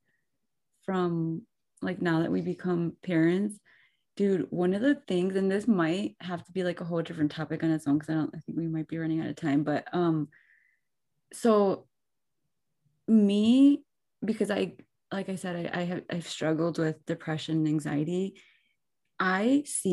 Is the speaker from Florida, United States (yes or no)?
no; Muskego, Wisconsin, United States; I grew up in Muskego